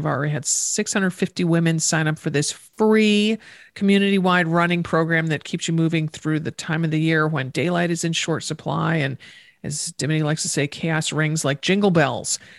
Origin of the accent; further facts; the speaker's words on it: East Coast, United States; I grew up on the East Coast